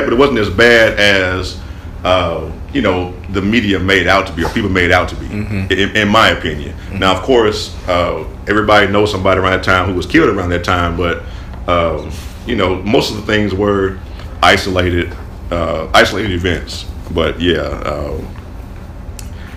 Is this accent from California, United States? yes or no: no; Little Rock, Arkansas, United States; I loved growing up in Little Rock, man. I'm from a neighborhood called Kenyon Acres. I grew up there